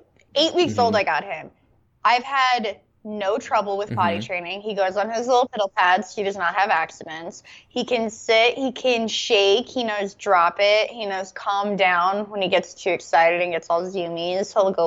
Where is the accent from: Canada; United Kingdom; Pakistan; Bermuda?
Canada; I'm Canadian.